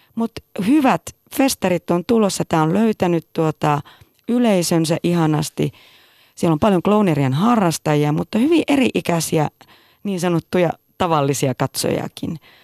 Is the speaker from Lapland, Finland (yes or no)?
yes; Tervola, Lapland, Finland; moved away; Mä olen Tervolasta, Lapista kotoisin ja tuota, tein teatteria. Tein teatteria hyvin pienenä